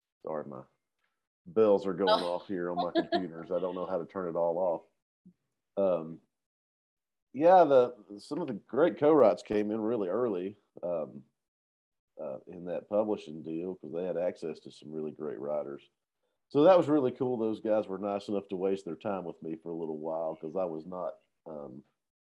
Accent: Cookeville, Tennessee, United States; now in Nashville, United States; I'm from Cookeville, Tennessee. Originally, I've been in Nashville since 2001, living here

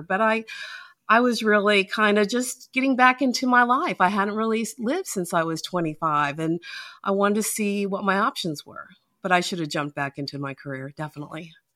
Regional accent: Utah, United States; now in Georgia, United States; I'm originally from Utah

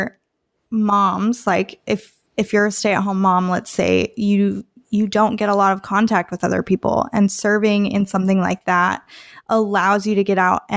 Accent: Canada; also born or lived in California; now in Tennessee, United States; being Canadian

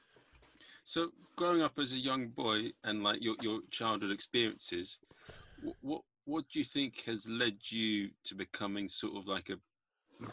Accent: United Kingdom

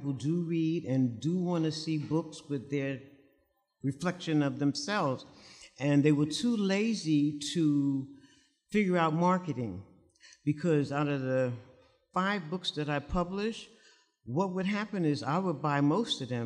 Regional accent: New York City, New York, United States; was born and raised in Harlem, and this is the early 60s

